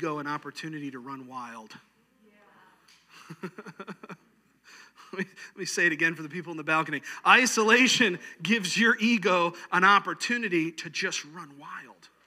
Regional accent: New York, United States; moved away; where I grew up in New York

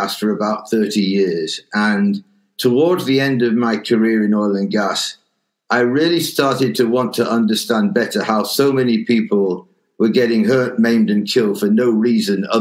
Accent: Leeds, Yorkshire and the Humber, United Kingdom; moved away as an adult; now in Spain; I'm actually from Leeds

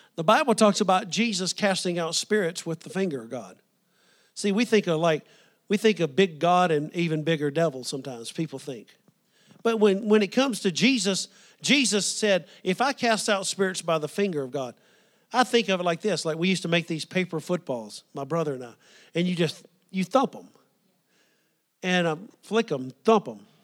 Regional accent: the South, United States; growing up in the South

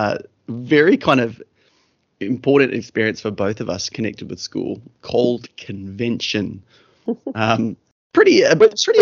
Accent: Kaikohe, Northland, New Zealand; the first chapter was probably the years between 1 and 10 when we were growing up in Kaikohe in the far north of New Zealand

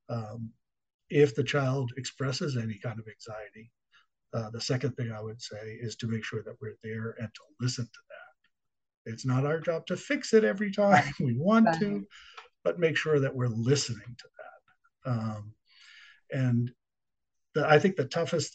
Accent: Boston, Massachusetts, United States; moved away as an adult; also born or lived in Washington, D.C. / Dallas; I grew up in Boston

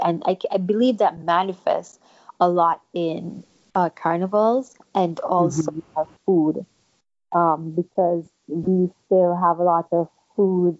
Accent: St. Kitts & Nevis; moved away as an adult; now in United States; I grew up in St. Kitts until I was 18.

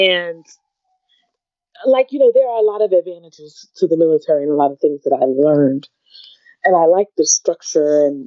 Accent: New York, United States; moved away as an adult; also born or lived in California; I was from New York and I grew up in the ghetto

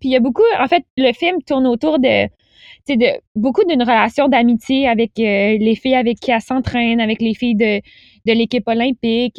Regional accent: Pont-Rouge, Quebec, Canada; moved away as an adult; now in Montreal, Canada; je venais de Québec. Euh, ben, en fait, je viens de Pont-Rouge, qui est un petit village

